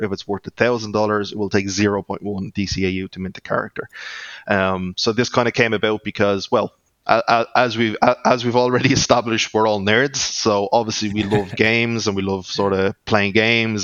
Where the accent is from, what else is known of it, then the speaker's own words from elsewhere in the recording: Ireland; accent: Irish; that's my Irish accent coming through.